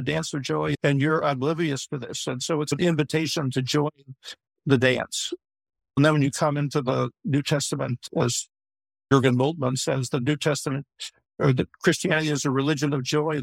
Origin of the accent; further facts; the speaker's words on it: Chicago, Illinois, United States; I grew up in Chicago also and born and raised there